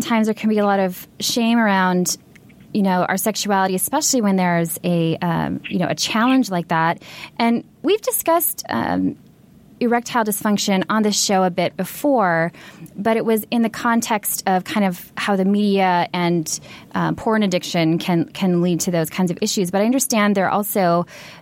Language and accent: English; Minnesota, United States; now in Los Angeles, United States; I grew up in Minnesota